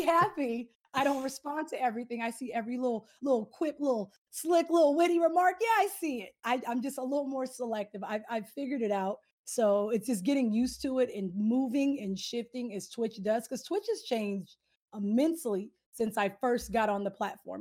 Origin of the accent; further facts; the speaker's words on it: Southern California, United States; I am from SoCal